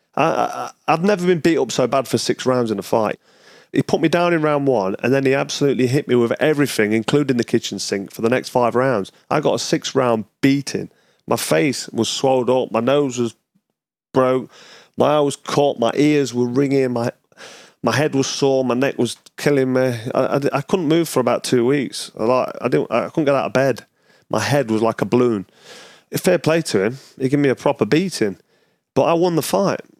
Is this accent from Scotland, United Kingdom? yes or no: no; Nottingham, East Midlands, United Kingdom; back to Nottingham, my hometown